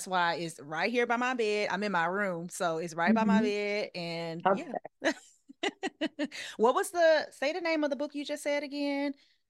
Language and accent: English; Southern United States, United States; now in Los Angeles, United States; Now, I've always been a Christian and I grew up in the South, the Deep South, Bible Belt. But since I've moved to LA, I have been able to redefine my relationship with God